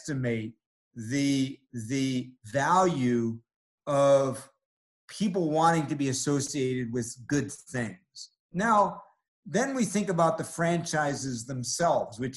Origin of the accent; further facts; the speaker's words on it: New York City, New York, United States; I grew up in New York City